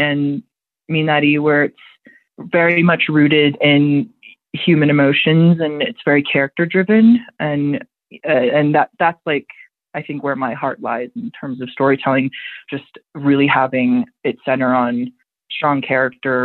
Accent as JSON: {"language": "English", "country": "United States", "said": "I'm an American"}